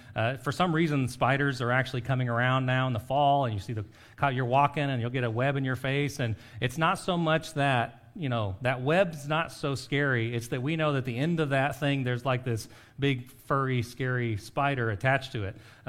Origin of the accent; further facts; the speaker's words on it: Costa Rica; When I grew up in Costa Rica, my friends loved scary movies, like the really, really horror ones.